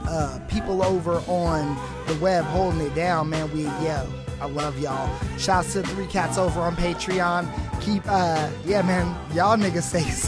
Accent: Fresno, California, United States; I am your host from the West Coast, broadcasting the slums. We out here, man. Fresno, California.

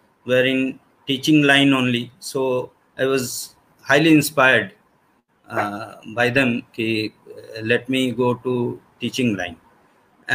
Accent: Deoghar, Jharkhand, India; from Deoghar, Jharkhand.

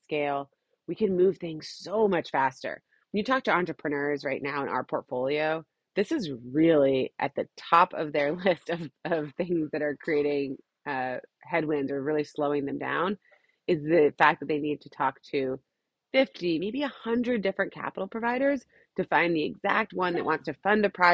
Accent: Hawaii, United States; I'm from Hawaii

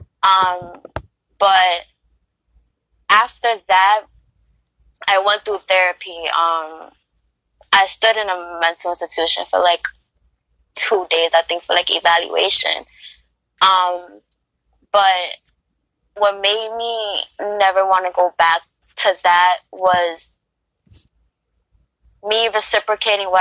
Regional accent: New York City, New York, United States; I grew up in the Bronx, so I'm a Bronx girl

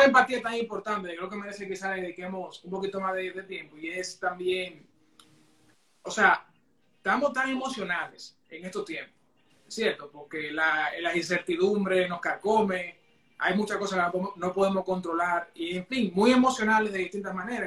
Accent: Santiago de los Caballeros, Santiago, Dominican Republic; moved away as an adult; now in Toronto, Canada; santiagueros de corazón, dominicanos de pura cepa.

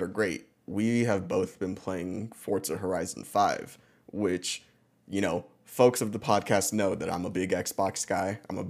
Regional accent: Mexico; because it was from Mexico and we're Mexicans.

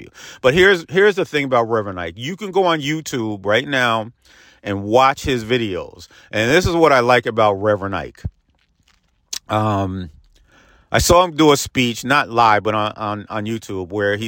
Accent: Peekskill, New York, United States; my hometown of Peekskill, New York

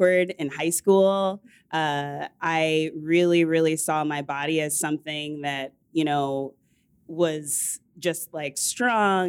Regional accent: suburbs of Washington, D.C., Northern Virginia, United States; I grew up in the suburbs. I'm from Northern Virginia of Washington, D.C.

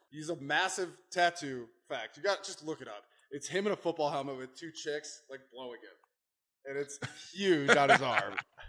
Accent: Minnesota, United States; Growing up in Minnesota, you get a White Christmas.

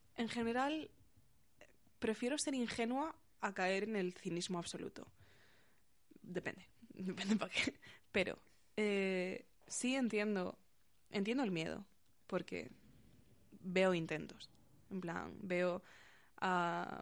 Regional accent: Galicia, Spain; now in Getafe, Spain; la gente de mi instituto, de mi pueblo de Galicia minúsculo

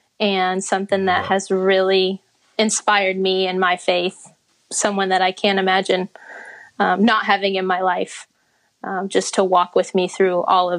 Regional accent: Virginia, United States; born there; also born or lived in Dallas / Connecticut; So I was born in Virginia. Then we moved to Texas. My dad's side of the family's from Tyler and my mom from San Antonio.

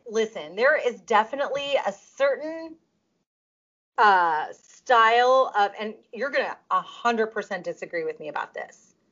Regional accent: Russia; accent: Russian; Russian like I am

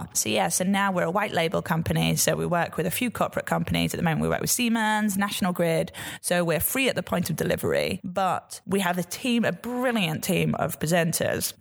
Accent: Yorkshire and the Humber, United Kingdom; I'm a Yorkshire girl.

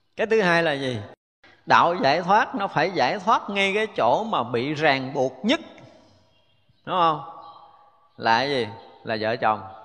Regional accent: Vietnam; mình người Việt mình

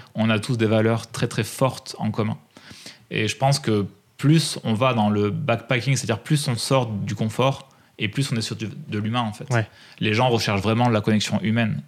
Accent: Drôme, Auvergne-Rhône-Alpes, France; je suis né dans la Drôme

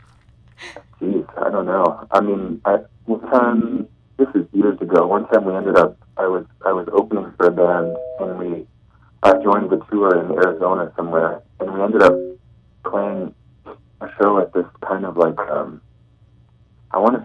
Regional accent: Canada; a Canadian songwriter

